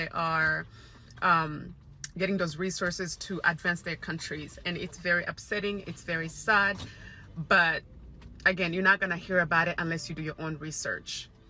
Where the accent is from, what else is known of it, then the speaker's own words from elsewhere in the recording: DR Congo; So for those who doesn't know me, I was born and raised in Congo and I have experienced most of the violence that is happening in Congo.